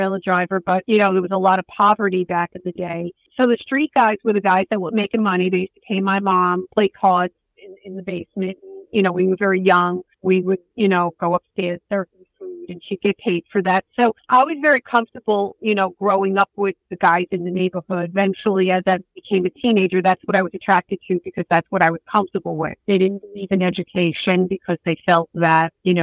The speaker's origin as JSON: {"language": "English", "town": "New York City", "region": "New York", "country": "United States", "tie": "born or raised there", "said": "the neighborhood that I grew up in Brooklyn, Bensonhurst"}